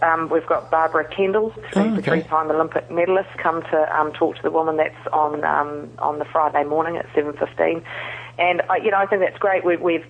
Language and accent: English; New Zealand; and I'm actually from New Zealand.